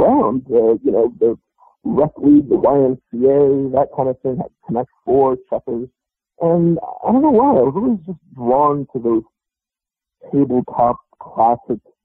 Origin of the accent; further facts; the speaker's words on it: New York City, New York, United States; I grew up in Brooklyn, and I grew up playing chess in the park